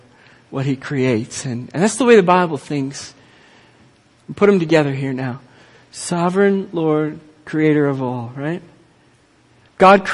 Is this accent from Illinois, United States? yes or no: no; Minneapolis, Minnesota, United States; I grew up in Minneapolis